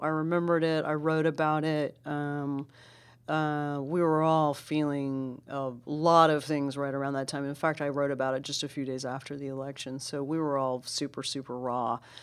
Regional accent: Dallas, Texas, United States; that was my hometown, and that's where I live

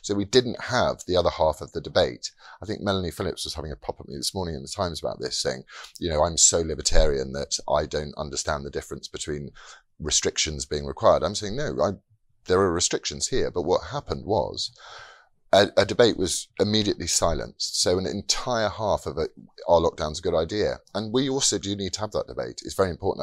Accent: United Kingdom; we are as British people

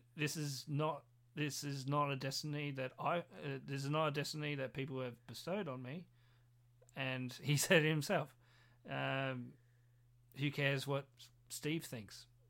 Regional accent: Australia; we are Australian

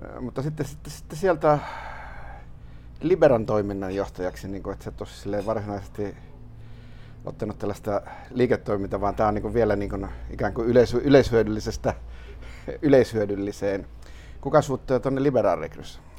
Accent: Lappeenranta, South Karelia, Finland; now in Helsinki, Finland; Lauritsalaan, mistä olen kotoisin

